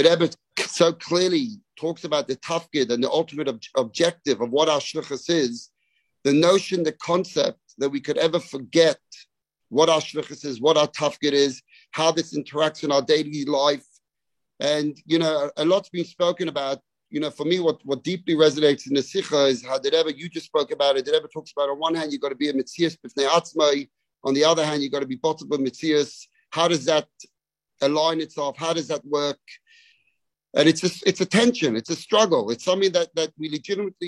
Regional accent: London, United Kingdom; moved away as an adult; now in Melbourne, Australia; I grew up in London

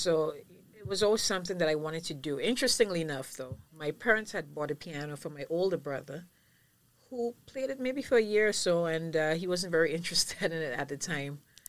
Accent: St. Lucia; moved away as an adult; now in Barbados; I was born in St. Lucia, but my mom's Bajan and my dad's St. Lucian

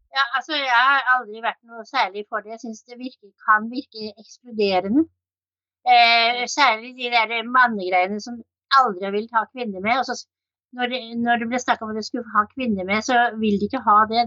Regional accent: Oslo, Norway; moved away as an adult; now in Kragerø, Norway; Jeg er født og oppvokst i Oslo

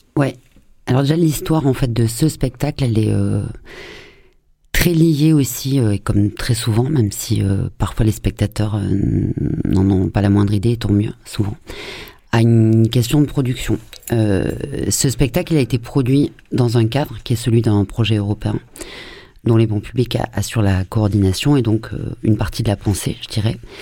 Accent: France; en tant que française et notamment Marseille

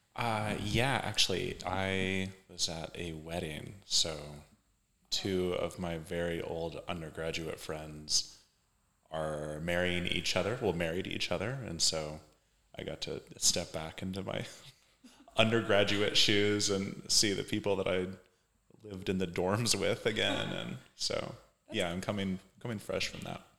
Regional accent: Kansas, United States; also born or lived in Philadelphia; now in Indiana, United States; I'm from Kansas originally

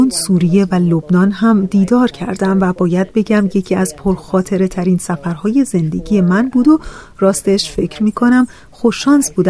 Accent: United States; من در یک خانواده بهایی بزرگ شدم. پدر و مادرم آمریکایی هستند و من در آمریکا متولد شدم. اونها من رو با تعالیم آین بهایی پرورش دادند و از طرفی من در یک محیط شهری در آمریکا بزرگ شدم.

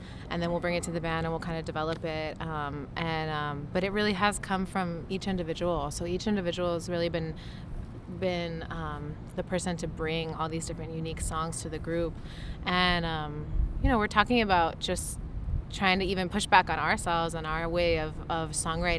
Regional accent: Los Angeles, California, United States; born and raised in Los Angeles.

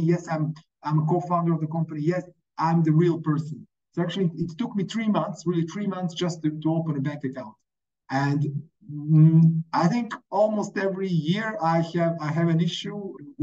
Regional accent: Montenegro; first language Montenegrin; English is a second language; I'm from Montenegro, we have these strange letters as some of the Slavic languages

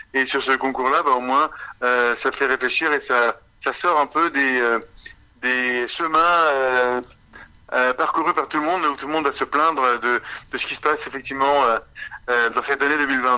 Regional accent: Canada; on est des Canadiens

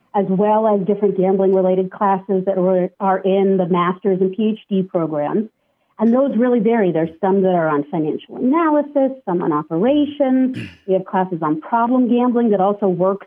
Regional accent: San Diego, California, United States; I grew up in San Diego

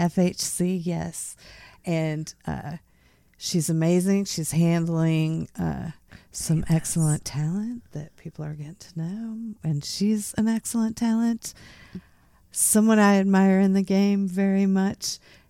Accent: Midwest, United States; also born or lived in Florida; Yeah, I was from the Midwest. And then then went to Florida and then from Florida to here.

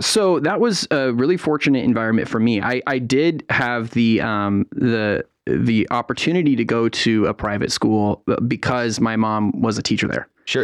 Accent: San Francisco Bay Area, California, United States; moved away as an adult; also born or lived in Durham, North Carolina; now in North Carolina, United States; I grew up in the San Francisco Bay Area

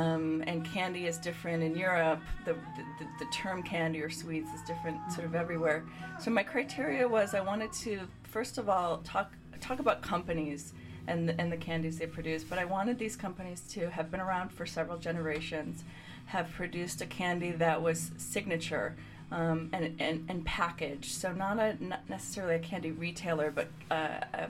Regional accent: Chicago, Illinois, United States; I'm from the Chicagoland area.

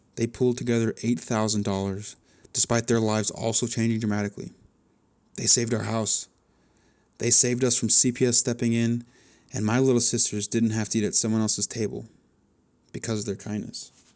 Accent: Chandler, Arizona, United States; I was born in Chandler, Arizona

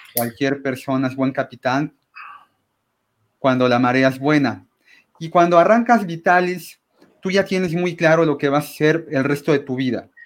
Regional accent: Mexico; los mexicanos podamos

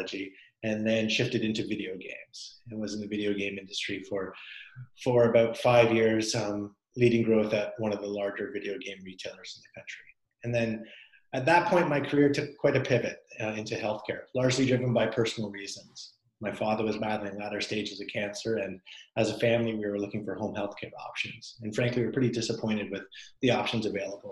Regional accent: Canada; moved away as an adult; now in United States; I'm Canadian originally

